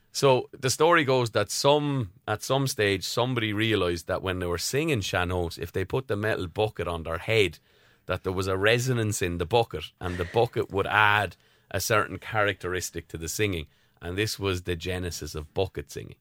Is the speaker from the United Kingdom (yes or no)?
no; Tramore, Munster, Ireland; I'm from Tremor, County Waterford